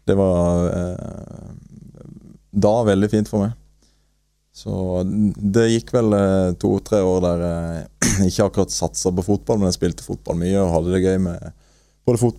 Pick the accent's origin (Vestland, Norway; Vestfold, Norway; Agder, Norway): Agder, Norway; Marnardal; jeg er født og oppvokst i Marnardal. Spilte der sammen med vennene mine og kompisene mine.